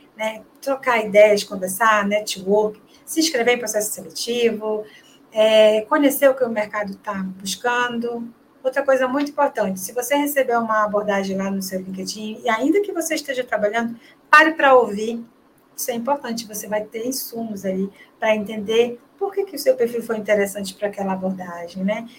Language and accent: Portuguese; Belém, Pará, Brazil; Eu sou paraense, né? Sou de Belém do Pará